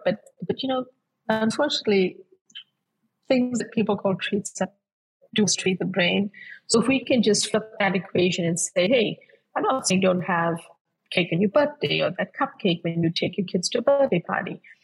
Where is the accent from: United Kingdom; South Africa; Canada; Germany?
South Africa; moved away as an adult; now in United States; I grew up, my childhood was spent uh, before I moved to the US to study, was I grew up in South Africa.